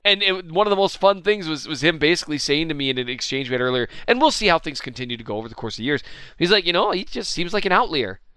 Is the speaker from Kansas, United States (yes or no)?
no; Minnesota, United States; I'm from Minnesota